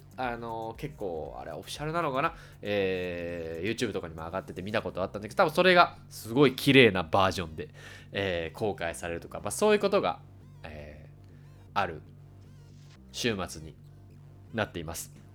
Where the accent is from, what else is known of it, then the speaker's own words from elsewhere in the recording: Kansai, Japan; accent: Kansai-ben; お互い関西人なんで関西弁が出ちゃうかもしれませんが